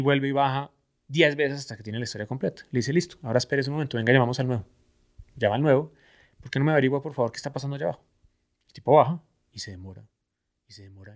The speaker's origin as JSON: {"language": "Spanish", "country": "Colombia", "said": "como buen colombiano"}